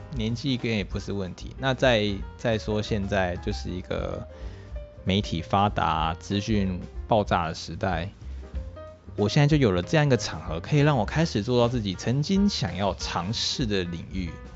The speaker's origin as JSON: {"language": "Chinese", "region": "Tainan", "country": "Taiwan", "said": "我是一个一九九二年出生，现年刚突破二十八岁大官的台南人"}